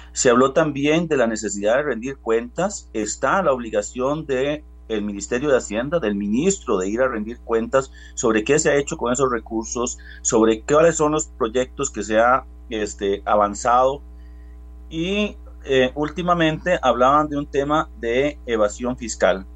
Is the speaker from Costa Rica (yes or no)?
yes; Costa Rica; yo soy un costarricense igual que todos